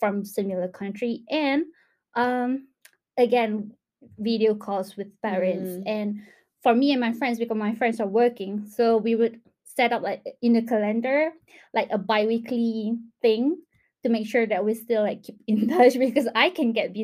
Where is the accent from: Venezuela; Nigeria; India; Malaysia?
Malaysia; moved away as an adult; now in Cardiff, United Kingdom; I'm from Malaysia